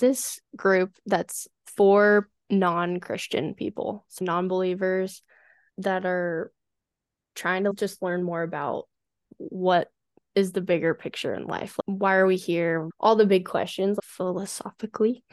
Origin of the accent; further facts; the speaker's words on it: Colorado, United States; moved away as an adult; also born or lived in San Diego, California; I moved back home to Colorado over the summer